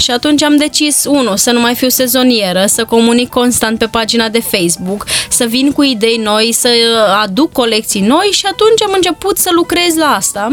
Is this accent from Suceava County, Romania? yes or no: no; Bârlad, Vaslui County, Romania; eu am copilărit în Bârlad și vin dintr-o familie modestă